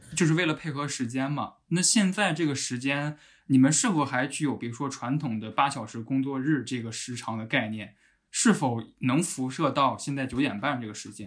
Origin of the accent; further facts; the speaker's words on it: northern China, China; 我是北方人